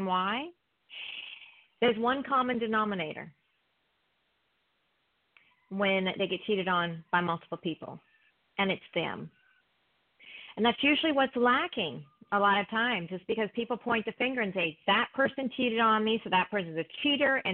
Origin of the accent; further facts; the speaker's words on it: South Carolina, United States; now in Orange County, United States; I'm from South Carolina also